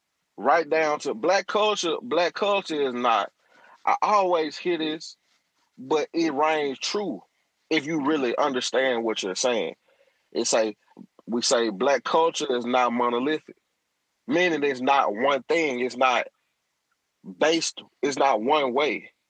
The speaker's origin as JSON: {"language": "English", "region": "Deep South", "country": "United States", "said": "We're from the Deep South."}